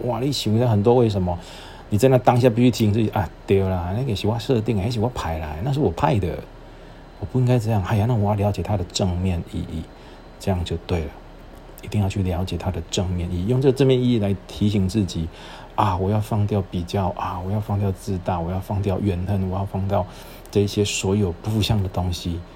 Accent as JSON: {"language": "Chinese", "area": "Shalu", "region": "Taichung", "country": "Taiwan", "tie": "born or raised there", "also_born_or_lived": "Chiayi / Kaohsiung", "moved": "as an adult", "lives_now": "Tainan, Taiwan", "said": "我出生地是在台中， 可是我的籍贯， 就是我入户口是在嘉义。 然后我后来又在沙鹿成长， 然后之后大学的时候到台南读书， 然后再到垦丁当兵， 毕业之后到垦丁当兵， 兵， 当兵，兵完毕之后， 我到高雄工作， 然后因缘际会娶了台南的太， 不是因缘际会， 就是命运使然地娶了台南的太太"}